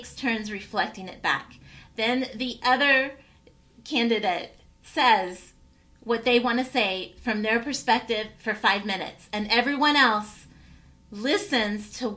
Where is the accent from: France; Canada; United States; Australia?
United States; Tennessee; My parents immigrated from a country called Cyprus and I grew up in Tennessee